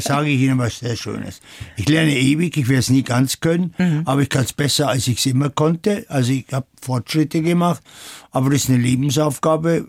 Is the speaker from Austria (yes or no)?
no; Kirchenthumbach, Bavaria, Germany; also born or lived in France / Tokyo; now in Munich, Germany; Geboren bin ich auf dem Land in der Oberpfalz, aber geprägt haben mich viel mehr die Jahre in Frankreich